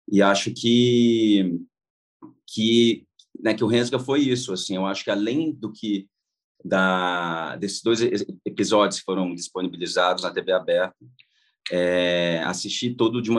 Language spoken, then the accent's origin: Portuguese; Goiás, Brazil; Eu falei, ué, mas vocês não me chamaram porque eu sou goiano?